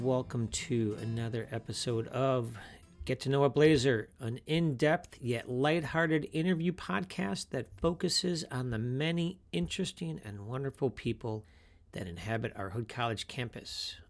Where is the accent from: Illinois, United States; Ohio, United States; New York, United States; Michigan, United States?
Illinois, United States; Rolling Meadows; I grew up in Rolling Meadows.